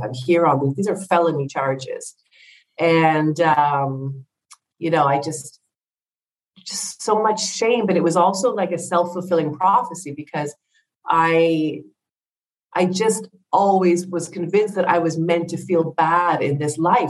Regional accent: Ottawa, Ontario, Canada; moved away as an adult; also born or lived in England; now in Greece; I'm from Ottawa, Canada

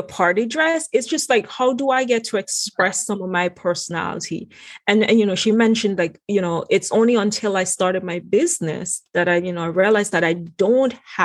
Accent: Antigua & Barbuda; moved away as an adult; now in United States; my background of, you know, growing up in the Caribbean.

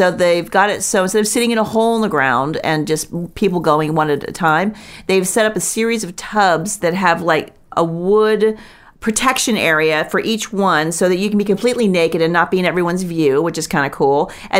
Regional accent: Florida, United States; I grew up in Florida where there's moisture

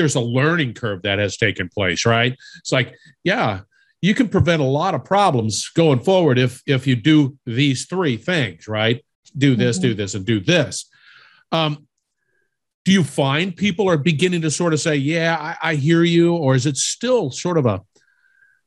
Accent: California, United States; I'm originally from California. We don't have ice there

